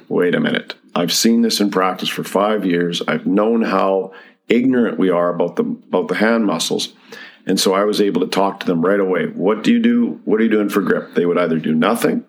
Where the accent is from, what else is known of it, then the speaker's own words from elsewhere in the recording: Medicine Hat, Alberta, Canada; I'm from Medicine Hat originally. That's where I grew up.